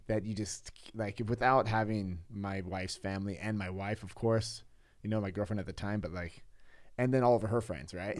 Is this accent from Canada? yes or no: no; California, United States; moved away as an adult; now in Pasewalk, Germany; I'm in California, I'm from California